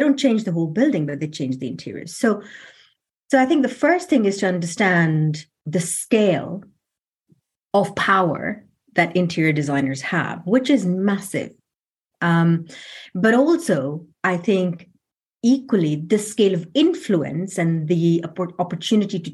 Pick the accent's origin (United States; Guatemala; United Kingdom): United Kingdom; London; I'm from London